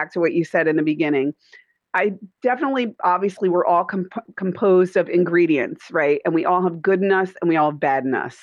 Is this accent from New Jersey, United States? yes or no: yes; Middletown, New Jersey, United States; moved away as an adult; now in Mooresville, United States; We're from Dirty Jersey, New Joys